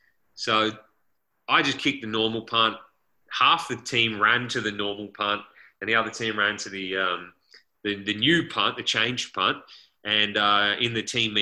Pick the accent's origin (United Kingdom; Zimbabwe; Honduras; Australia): Australia; moved away as an adult; now in United States; as an Aussie